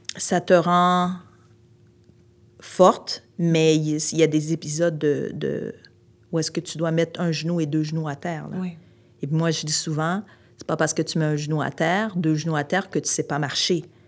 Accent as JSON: {"language": "French", "town": "Montreal", "region": "Quebec", "country": "Canada", "also_born_or_lived": "Outaouais", "lives_now": "Montreal, Canada", "said": "je suis originaire de Montréal"}